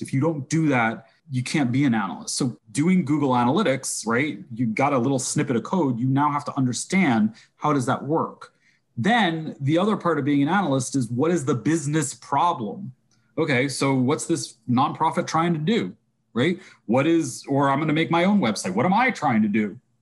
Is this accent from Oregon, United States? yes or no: no; New York, United States; I'm definitely a New Yorker.